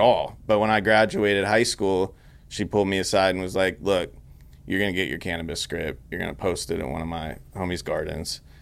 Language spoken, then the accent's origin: English; Grass Valley, California, United States; moved away as an adult; also born or lived in Sacramento / Los Angeles; I grew up in Grass Valley, California.